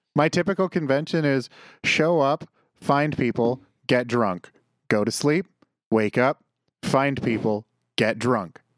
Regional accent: Canada; as a Canadian coming from the winter here to winter in San Jose

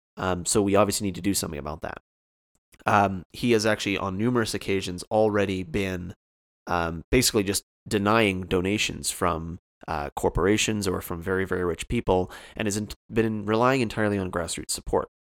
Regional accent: Canada; I'm Canadian

